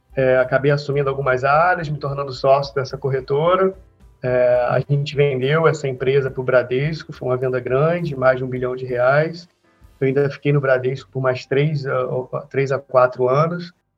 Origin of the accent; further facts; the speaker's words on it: Rio de Janeiro, Brazil; eu sou do Rio, sou natural aqui do Rio de Janeiro